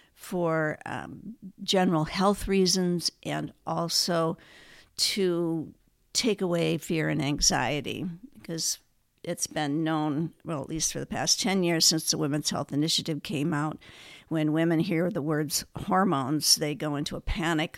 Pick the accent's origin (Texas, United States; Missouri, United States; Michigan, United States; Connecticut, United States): Michigan, United States; Ann Arbor; moved away as an adult; also born or lived in Minnesota; now in Fresno, United States; I grew up in Ann Arbor, Michigan